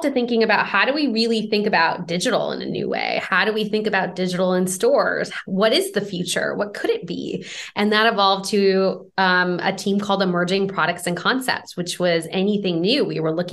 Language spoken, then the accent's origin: English; Michigan, United States; moved away as an adult; also born or lived in Vancouver, Canada; now in Bay Area, United States; I'm originally from Michigan